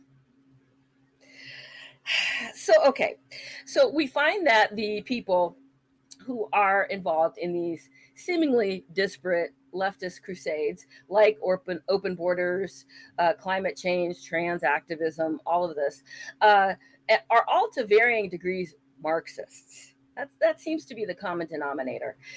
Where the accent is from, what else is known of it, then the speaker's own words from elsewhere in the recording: San Francisco, California, United States; I grew up in San Francisco